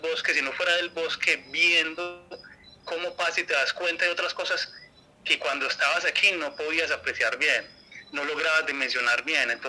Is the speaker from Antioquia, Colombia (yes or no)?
yes; Girardota, Antioquia, Colombia; Yo soy de Girardot, Antioquia